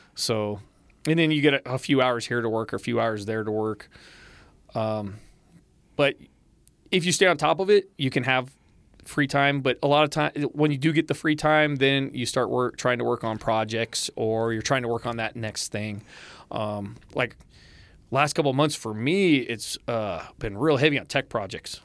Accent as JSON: {"language": "English", "region": "West Coast", "country": "United States", "moved": "yes", "said": "I come from the West Coast."}